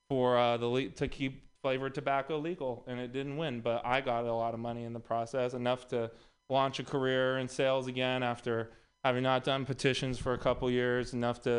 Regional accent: Texas, United States; moved away; also born or lived in Los Angeles; I'm also from Texas.

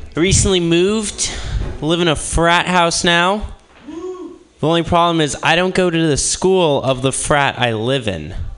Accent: Midwest, United States; moved away as an adult; now in Berkeley, United States; I'm from the Midwest

